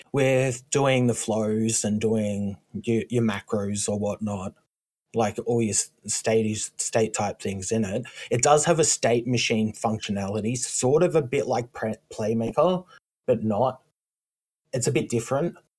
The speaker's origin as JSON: {"language": "English", "country": "Australia", "said": "I come from Australia"}